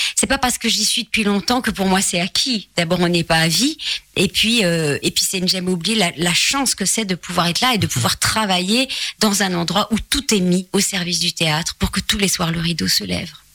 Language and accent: French; Charleroi, Wallonia, Belgium; accent: Belgian; moved away as an adult; now in Paris, France; je suis très attachée à mes origines. Euh, donc je suis née à Charleroi